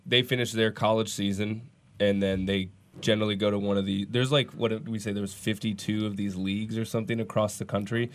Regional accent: Minneapolis, Minnesota, United States; now in Portland, United States; I grew up in Minneapolis.

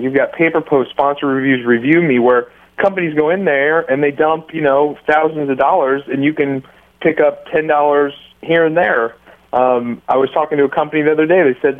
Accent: United States; I'm an American

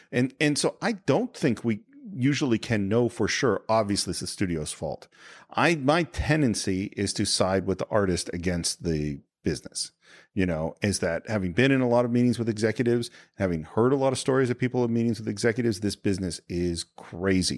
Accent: Northern California, United States; also born or lived in Berkeley; now in Los Angeles, United States; I'm from California. So I moved from Nor-, N-, Northern California

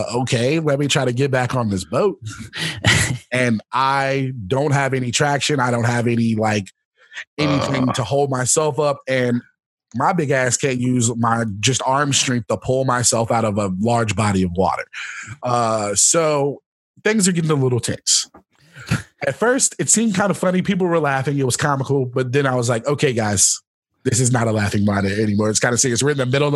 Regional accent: the South, United States; now in Los Angeles, United States; I am from the South

